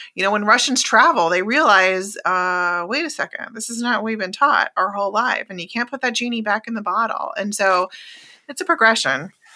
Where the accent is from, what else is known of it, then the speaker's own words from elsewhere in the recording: Oklahoma, United States; moved away; growing up in Oklahoma, a very red state